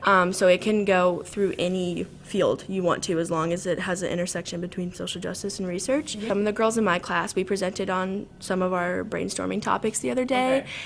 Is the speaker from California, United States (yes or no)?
no; Southern Illinois, United States; moved away as an adult; also born or lived in Chicago, Illinois; I'm from Southern Illinois, and I cool. moved around a little bit. Um, so I was born in a really small town with like 1,400 people, and I lived there until like middle school